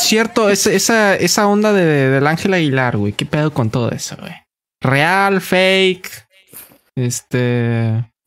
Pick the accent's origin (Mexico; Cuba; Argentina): Mexico; nos la damos como mexicanos